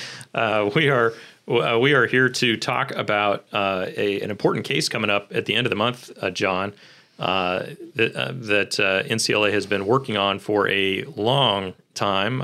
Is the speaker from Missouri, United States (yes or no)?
yes; Kansas City, Missouri, United States; born and raised in Kansas City